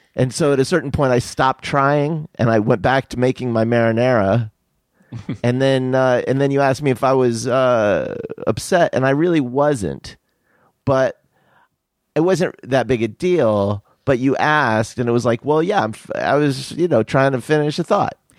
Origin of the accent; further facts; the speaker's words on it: Tucson, Arizona, United States; my father's family's all from Philly, and I grew up in Tucson